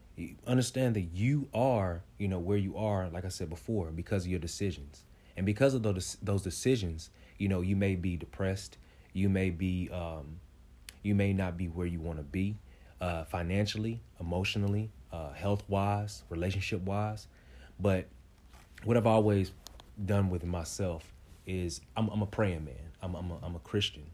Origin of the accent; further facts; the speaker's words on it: Kansas City, Kansas, United States; I'm from Wyandotte County, uh, K C K, you know, the best, the best one